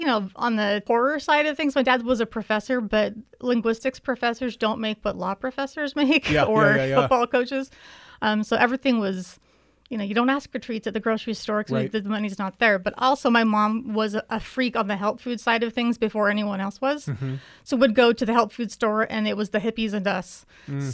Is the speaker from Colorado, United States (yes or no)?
no; Provo, Utah, United States; also born or lived in Helsinki, Finland; Yeah, well, I grew up mostly in the Provo area in Utah, about an hour south of Salt Lake, except for about 3 years where I lived in Helsinki, Finland, because my parents were presiding over the mission.